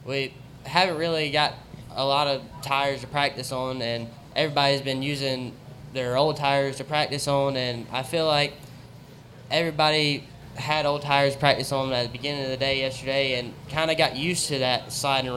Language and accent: English; Zebulon, North Carolina, United States; I'm from Zebulon, North Carolina